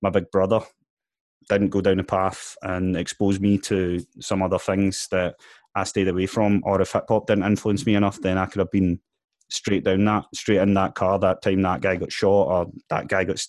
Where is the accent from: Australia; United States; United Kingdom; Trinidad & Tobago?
United Kingdom; Glasgow, Scotland; I come from Ballinock, Springburn